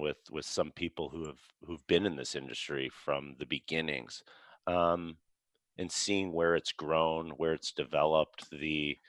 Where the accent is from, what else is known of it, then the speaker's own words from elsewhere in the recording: Chicago, Illinois, United States; I grew up in Chicago